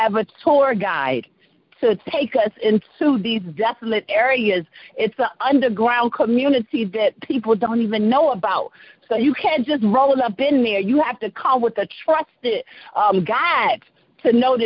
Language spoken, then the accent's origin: English; Washington, District of Columbia, United States; moved away; Washington, D.C., my hometown